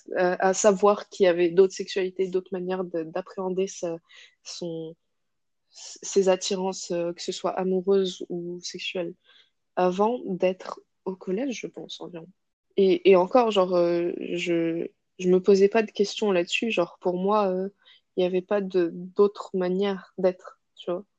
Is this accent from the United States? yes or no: no; Casablanca, Casablanca-Settat, Morocco; moved away as an adult; now in France; je suis marocaine à 100%. Et j'ai grandi là-bas, euh, à Casa. Je suis née là-bas